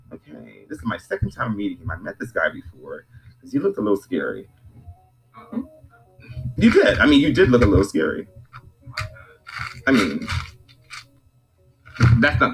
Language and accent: English; United States; I was born here, but my family is from the Caribbean